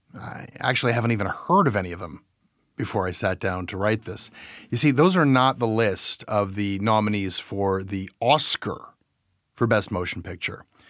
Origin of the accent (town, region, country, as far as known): Canada